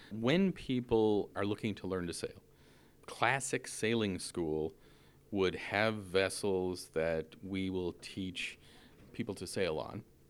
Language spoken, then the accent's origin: English; Newfoundland and Labrador, Canada; moved away as an adult; also born or lived in Ottawa, Canada; now in San Francisco Bay Area, United States; I'm born and raised in Canada.